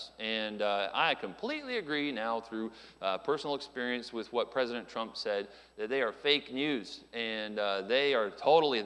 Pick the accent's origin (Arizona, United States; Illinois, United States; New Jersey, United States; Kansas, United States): Arizona, United States; Phoenix; moved away; I was born there in Phoenix, Arizona